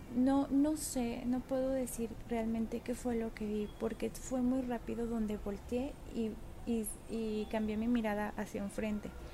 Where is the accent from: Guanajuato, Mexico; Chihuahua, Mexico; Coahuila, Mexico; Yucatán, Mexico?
Guanajuato, Mexico; León; yo soy de León, Guanajuato